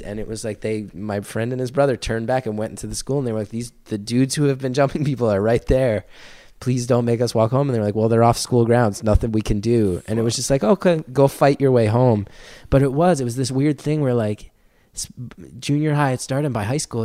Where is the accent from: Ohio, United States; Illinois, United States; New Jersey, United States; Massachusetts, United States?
New Jersey, United States; I grew up in North Jersey